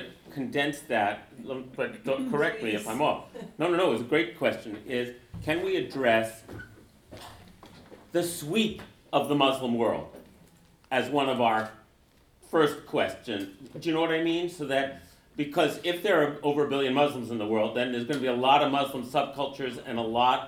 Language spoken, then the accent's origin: English; United States; growing up in the United States